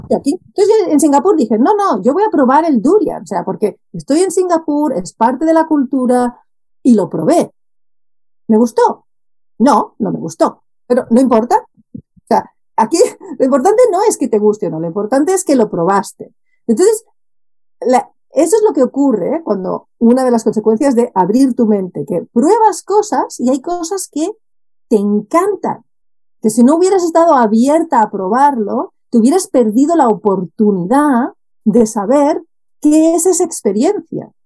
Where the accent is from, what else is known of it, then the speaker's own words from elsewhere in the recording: Barcelona, Catalonia, Spain; moved away as an adult; also born or lived in Netherlands / Japan; fuera de donde nací, porque yo soy originalmente soy de Barcelona